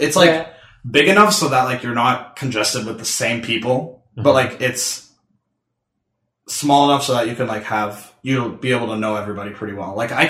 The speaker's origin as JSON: {"language": "English", "town": "Atlanta", "region": "Georgia", "country": "United States", "tie": "born or raised there", "also_born_or_lived": "Mumbai, India", "moved": "yes", "lives_now": "Pittsburgh, United States", "said": "I grew up in Atlanta, obviously."}